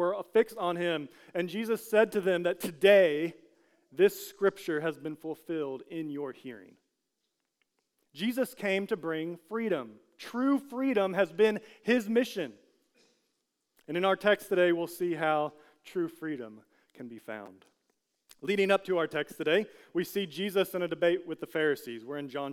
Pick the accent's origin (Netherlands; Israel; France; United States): United States; as an American